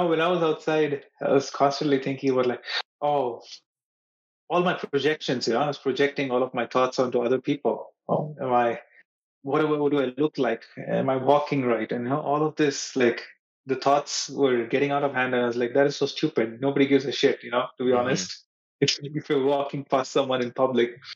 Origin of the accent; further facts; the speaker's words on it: Mumbai, Maharashtra, India; moved away; when I was in Mumbai, my hometown